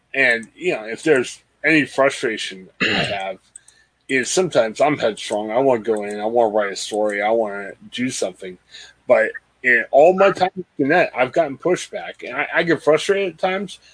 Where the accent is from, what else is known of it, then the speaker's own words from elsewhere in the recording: Canton, Ohio, United States; I'm from Canton